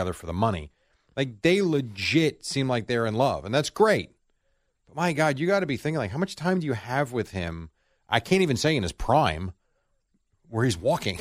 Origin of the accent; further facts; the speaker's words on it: United States; as an American